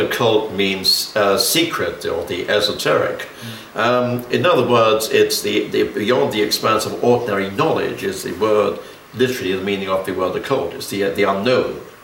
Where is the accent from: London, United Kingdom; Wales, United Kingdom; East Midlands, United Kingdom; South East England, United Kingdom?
London, United Kingdom; I was born in Kensington, in London, oh. in 1928